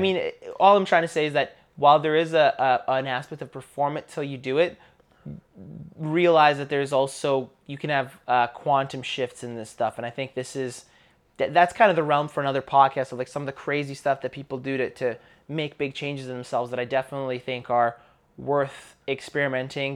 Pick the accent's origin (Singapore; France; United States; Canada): Canada; growing up in Canada, I grew up in a school